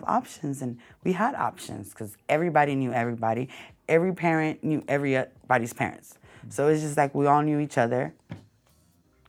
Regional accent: Long Beach, California, United States; I grew up in an apartment complex, 842 Alamitos Avenue

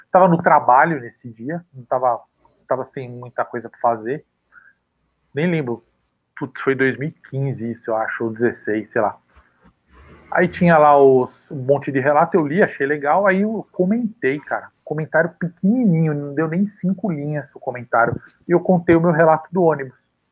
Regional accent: São Paulo, Brazil; Nasci e cresci na Vila Carioca

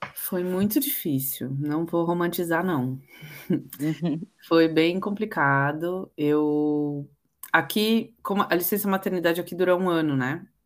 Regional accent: Santos, São Paulo, Brazil; moved away as an adult; now in London, United Kingdom; Eu nasci em Santos, litoral de São Paulo. Moro em Londres há quase 14 anos

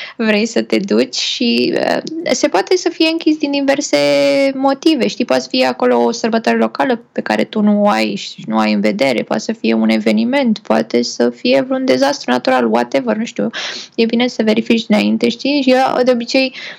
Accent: Romania; noi ca români

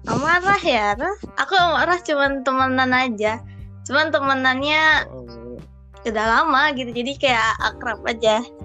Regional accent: Jakarta, Indonesia; Asal dari Jakarta

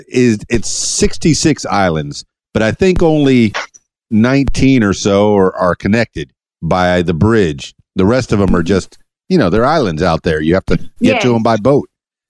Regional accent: Miami, Florida, United States; now in Conway, United States; and I'm a big city boy. I'm from Miami, and I moved here to Conway, and wow, what a difference.

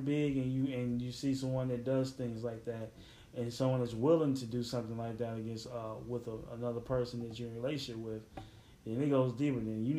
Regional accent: Chicago, Illinois, United States; I'm from Chicago

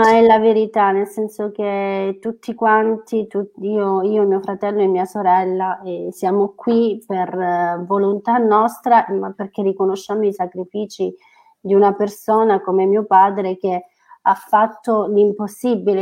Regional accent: Calabria, Italy; è la mia terra non posso andare via dalla mia terra

